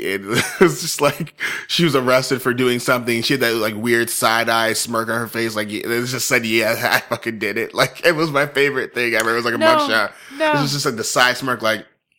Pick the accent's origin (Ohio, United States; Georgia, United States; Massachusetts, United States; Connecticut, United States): Connecticut, United States; And I'm from Connecticut and this happened in Connecticut.